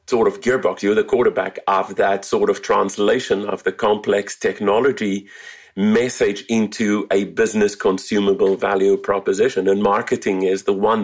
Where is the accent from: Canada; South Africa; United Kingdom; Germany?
South Africa; moved away as an adult; now in California, United States; I'm originally from South Africa, so if the accent sounds a little bit weird, it is not native Californian. It has a few airports in between